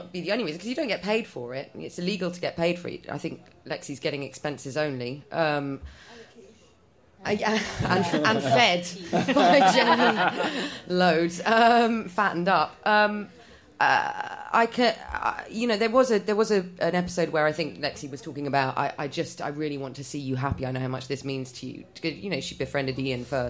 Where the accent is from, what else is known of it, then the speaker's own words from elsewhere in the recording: London, United Kingdom; first language Polish; English is a second language; I'm first generation English.